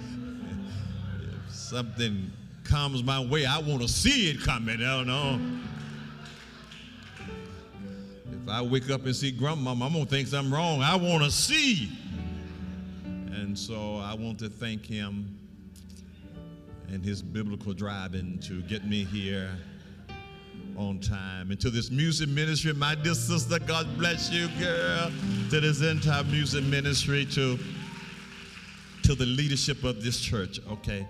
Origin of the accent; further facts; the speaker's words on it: Alabama, United States; I'm from Alabama